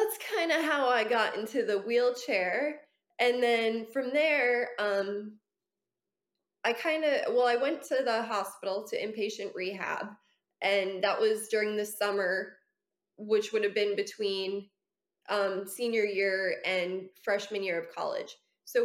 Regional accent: Orlando, Florida, United States; also born or lived in New Jersey; I've been in Orlando since I was five

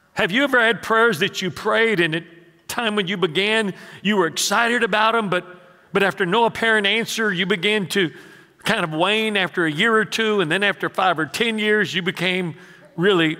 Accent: Houston, Texas, United States; while I was a child growing up in the Mexican ghetto of Houston

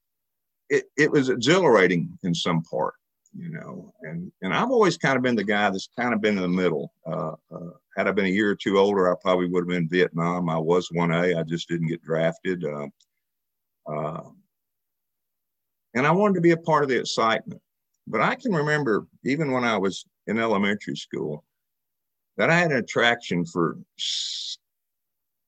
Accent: Dallas, Texas, United States; moved away as an adult; now in Joplin, United States; I'm from Dallas, Texas. A year ago, I moved to Joplin

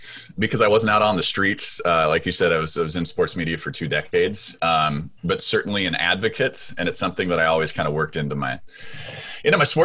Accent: Seattle, Washington, United States; I grew up in Seattle

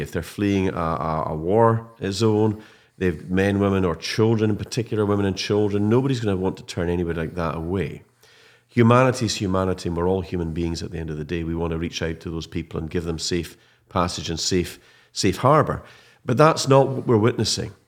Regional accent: Scottish Highlands, Scotland, United Kingdom; a proud Highlander and a Scot

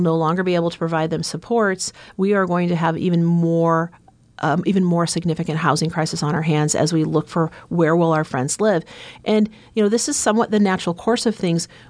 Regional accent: Omaha, Nebraska, United States; I am uh, born and raised in Omaha, Nebraska

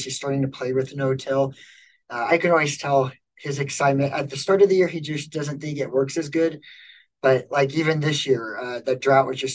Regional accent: outside of Lincoln and Seward, Nebraska, United States; moved away as an adult; also born or lived in North Dakota; I was born and raised outside of Lincoln and Seward.

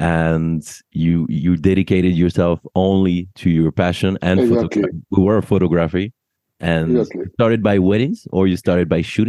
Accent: France; accent: French; English is a second language; now in United States; I've been living in the US for too long, so I dropped my French accent

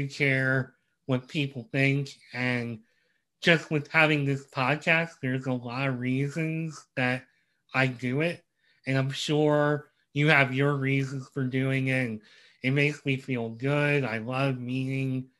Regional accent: Reading, Pennsylvania, United States; I'm from Reading, PA

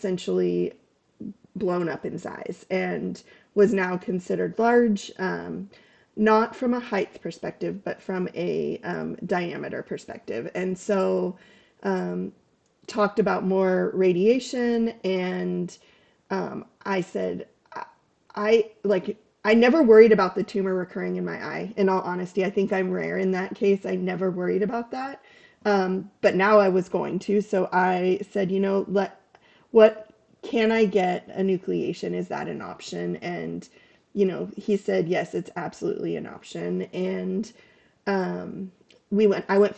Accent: Sacramento, California, United States; moved away as an adult; also born or lived in Seattle area; now in Seattle, United States; I'm originally from Sacramento

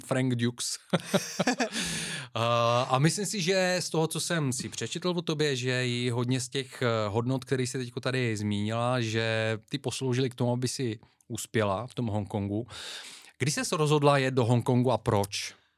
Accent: Bulgaria; now in Czech Republic; Já pocházím z Bulharska

